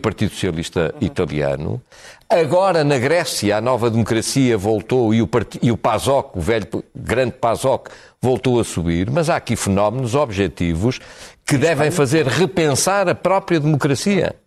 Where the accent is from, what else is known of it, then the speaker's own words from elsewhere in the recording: Portugal; o país onde nasci